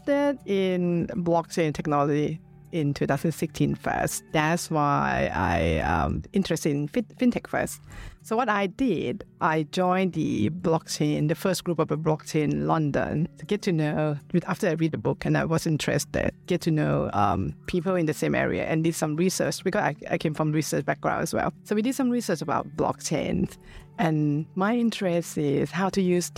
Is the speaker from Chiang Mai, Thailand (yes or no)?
no; Bangkok, Thailand; moved away as an adult; now in United Kingdom; I'm Thai. I was born in Bangkok, but I live in the UK for 27 years.